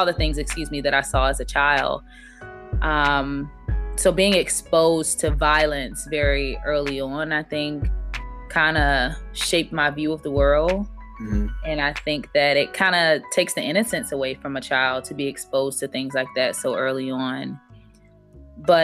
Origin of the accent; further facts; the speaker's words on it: Miami, Florida, United States; moved away as an adult; also born or lived in Augusta, Georgia; growing up in Miami generally was a little difficult just because of instability.